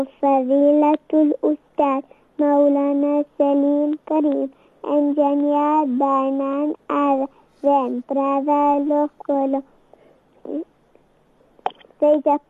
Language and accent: English; Lichtenburg, North West, South Africa; I am from Lichtenberg.